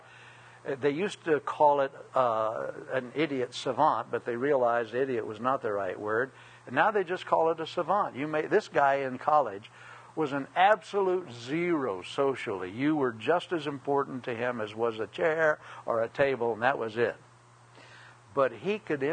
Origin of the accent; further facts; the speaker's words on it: United States; I'm an American